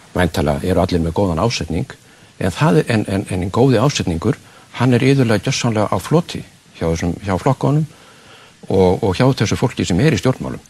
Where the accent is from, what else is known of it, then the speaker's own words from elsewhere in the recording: Iceland; við Íslendingar